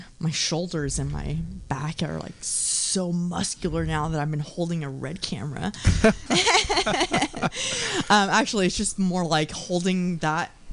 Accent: Dallas, Texas, United States; now in San Francisco, United States; I'm from Texas.

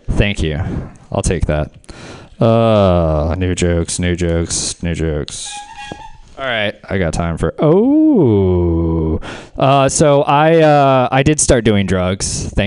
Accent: the South, United States; I don't know about the rest of y'all. I'm from the South.

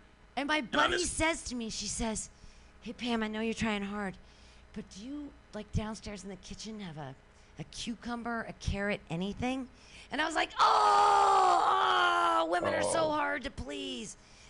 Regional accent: San Francisco, California, United States; Well, I mean, I'm from San Francisco, and I've been to Burning Man a bunch of times.

